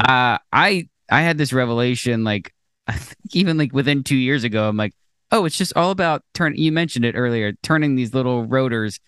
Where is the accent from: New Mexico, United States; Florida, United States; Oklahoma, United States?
Florida, United States; we grew up in Florida